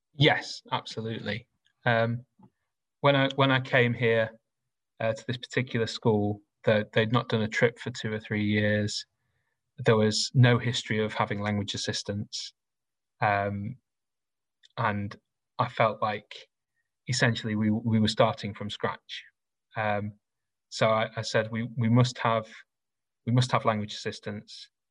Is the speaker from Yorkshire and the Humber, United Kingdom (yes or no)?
yes; Rotherham, Yorkshire and the Humber, United Kingdom; I grew up in South Yorkshire. Uh, I went to a comprehensive school in Rotherham.